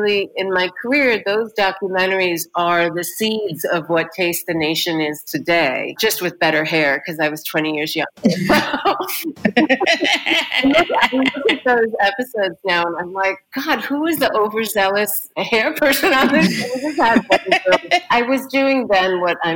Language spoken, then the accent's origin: English; New York, United States; also born or lived in Los Angeles / Massachusetts; I came to New York when I was 4. I grew up in New York and in Los Angeles.